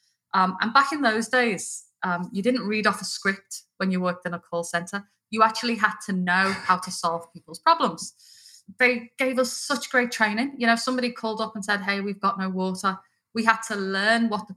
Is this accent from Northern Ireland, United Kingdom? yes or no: no; Liverpool, North West England, United Kingdom; moved away as an adult; now in Australia; I'm not originally Australian, although I am a very proud Australian now. I'm from Liverpool in the north of England. And I've been here almost 18 years, so the accent's obviously not going anywhere.